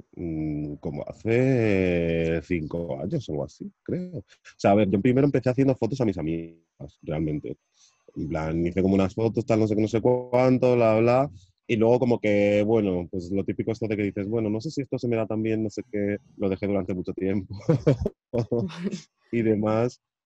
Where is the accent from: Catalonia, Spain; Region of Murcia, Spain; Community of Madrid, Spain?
Community of Madrid, Spain; Madrid; soy de Madrid de toda la vida